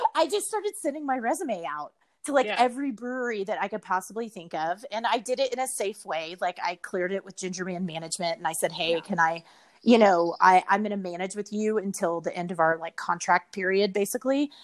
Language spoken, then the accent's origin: English; Richardson, Texas, United States; I grew up um, pretty much my entire life in Dallas, Texas. Actually, in Richardson, okay. to be specific, it's like a suburb um, in North Dallas